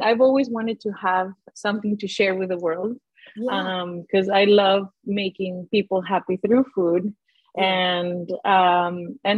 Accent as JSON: {"language": "English", "town": "Guadalajara", "region": "Jalisco", "country": "Mexico", "tie": "born or raised there", "moved": "yes", "said": "So I grew up in Mexico, in Guadalajara."}